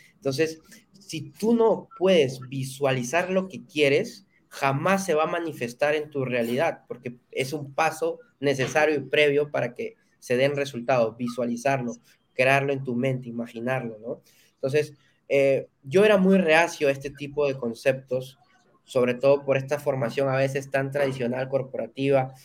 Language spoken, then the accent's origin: Spanish; Peru; En mi país, en Perú